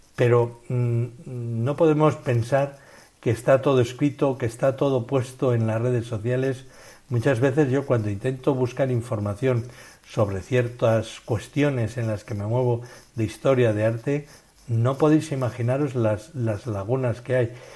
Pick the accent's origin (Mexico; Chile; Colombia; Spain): Spain; a village near Tolosa, Gipuzkoa, Basque Country; al lado de mi pueblo en Tolosa